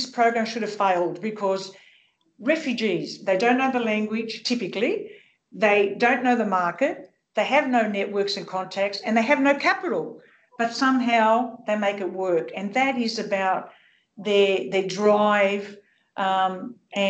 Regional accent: Sydney, New South Wales, Australia; growing up in Sydney's rich multicultural Western suburbs as the daughter of Greek migrants

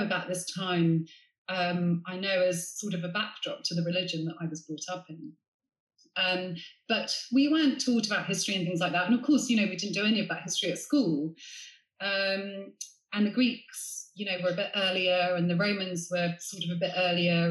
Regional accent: Sevenoaks, South East England, United Kingdom; I grew up in Middle England in Sevenoaks in Kent

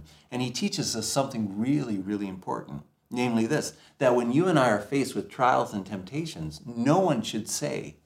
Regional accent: Ontario, Canada; I grew up in Ontario

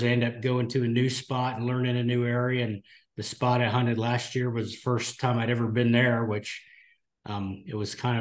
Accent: Ohio, United States; born and raised in Ohio

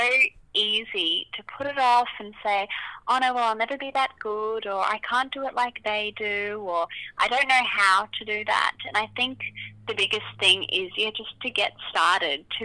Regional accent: Brisbane, Queensland, Australia; moved away as an adult; now in Sydney, Australia; I grew up in Brisbane, in West Brisbane, and then moved down to Sydney when I got the job with InStyle, and I've been here ever since.

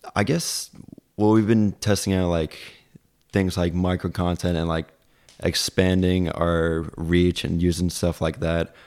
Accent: Long Island, New York, United States; moved away as an adult; now in Plattsburgh, United States; I'm originally from Long Island

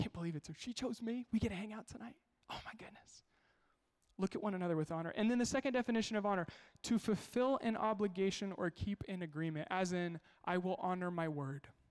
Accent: Kansas, United States; I'm from Kansas

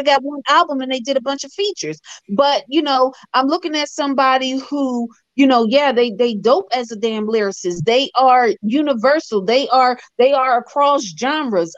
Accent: Philadelphia, Pennsylvania, United States; I'm from Philly

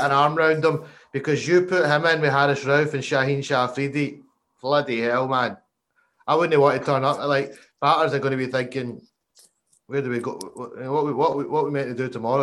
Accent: Scotland, United Kingdom; We're Scottish

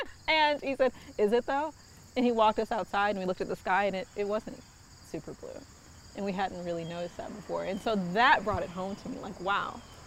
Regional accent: Southfield, Michigan, United States; I grew up in Southfield, Michigan.

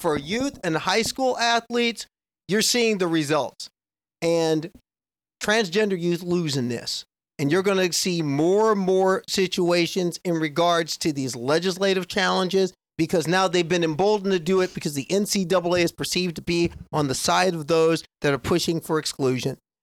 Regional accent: Nebraska, United States; I grew up in Nebraska

